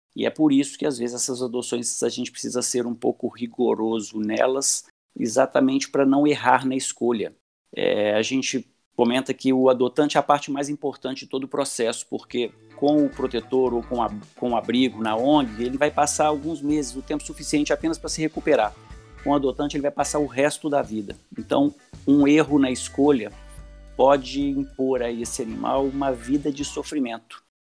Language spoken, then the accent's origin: Portuguese; Belo Horizonte, Minas Gerais, Brazil; sou de Belo Horizonte